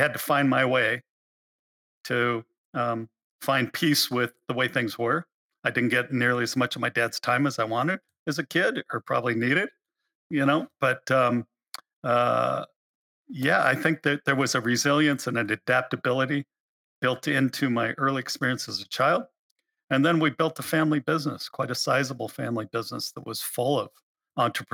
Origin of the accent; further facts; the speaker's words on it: Alaska, United States; I was born in Alaska